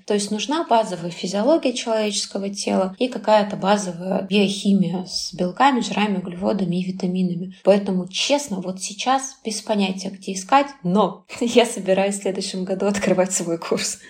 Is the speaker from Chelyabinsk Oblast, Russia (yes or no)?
yes; Chelyabinsk, Chelyabinsk Oblast, Russia; moved away as an adult; now in Saint Petersburg, Russia; в Челябинске, в моем родном городе